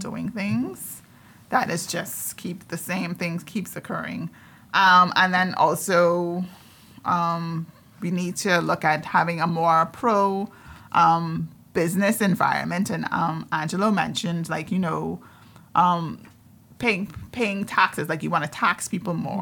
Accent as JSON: {"language": "English", "region": "Andros", "country": "Bahamas", "said": "I'm from Andres"}